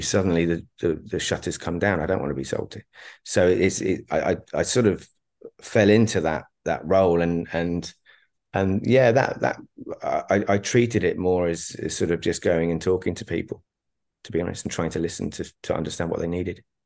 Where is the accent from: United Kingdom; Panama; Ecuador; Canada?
United Kingdom; Berkhamsted, East of England; moved away as an adult; also born or lived in Dubai / London; I was left in my hometown of, o-, of, of Berkhamsted